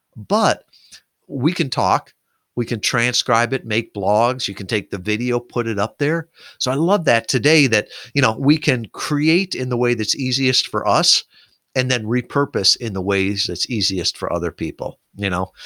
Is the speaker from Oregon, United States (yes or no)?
no; Kalamazoo, Michigan, United States; here in my hometown of Kalamazoo, Michigan